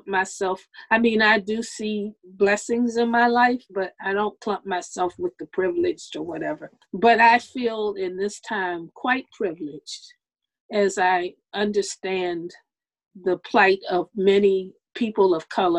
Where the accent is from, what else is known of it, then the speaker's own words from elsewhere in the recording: United States; I'm a Black person in America